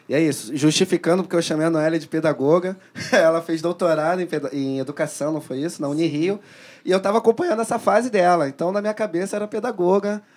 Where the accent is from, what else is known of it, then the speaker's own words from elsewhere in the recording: Rio de Janeiro, Brazil; sou cria lá da Maré